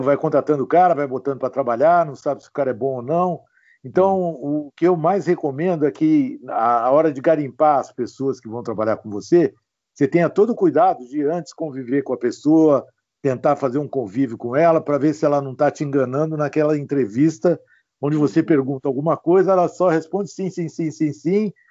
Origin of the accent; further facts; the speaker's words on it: Ribeirão Preto, São Paulo, Brazil; also born or lived in São José dos Campos; eu nasci em Ribeirão Preto